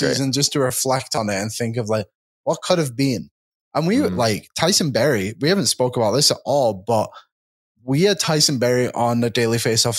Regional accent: Bolton, North West England, United Kingdom; I'm from Bolton.

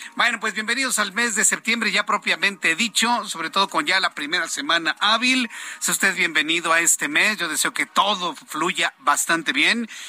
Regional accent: Mexico; nosotros mexicanos

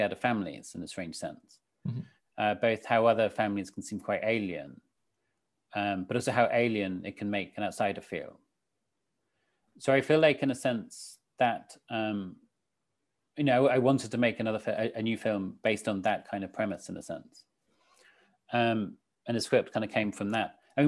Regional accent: St Albans, East of England, United Kingdom; I grew up in St. Albans in Hertfordshire

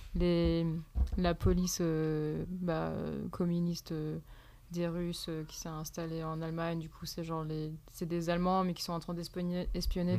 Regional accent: Poitiers, Nouvelle-Aquitaine, France; moved away; also born or lived in Montréal / California; je suis née à Poitiers

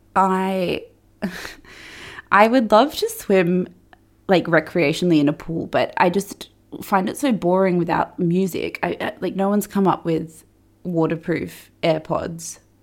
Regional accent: Perth, Western Australia, Australia; I was growing up in Perth

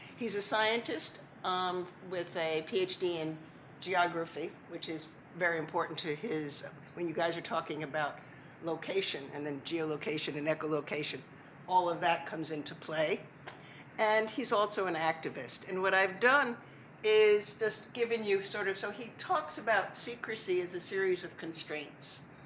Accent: Long Island, New York, United States; I grew up on Long Island

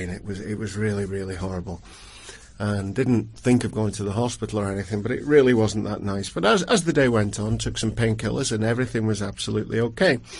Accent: Longford, Leinster, Ireland; I'm from Longford.

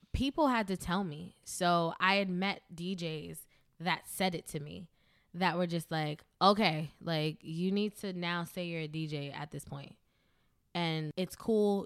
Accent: New York City, New York, United States; I'm from the Bronx, New York.

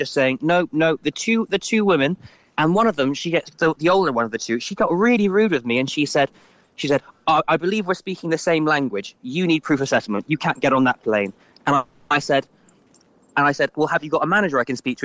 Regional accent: Ireland; now in London, United Kingdom; as an Irish citizen

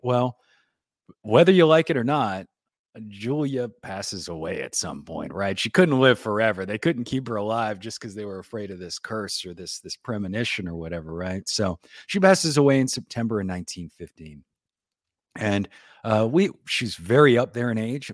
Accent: New Orleans, Louisiana, United States; accent: city accent, Port Town accent; growing up in New Orleans, it, I mean, heavily Catholic town

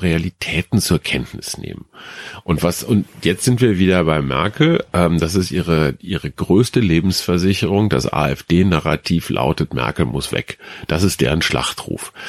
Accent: Germany; wir Deutschen

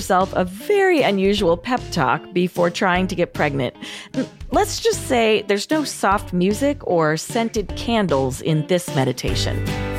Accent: New York, United States; I'm from New York, so your accent is sort of like in my memory of my life, but I've never had that accent.

